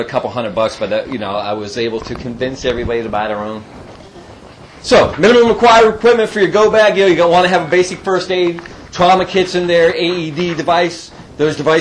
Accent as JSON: {"language": "English", "town": "Youngstown", "region": "Ohio", "country": "United States", "said": "I'm from Youngstown, Ohio. I'm from the Yo"}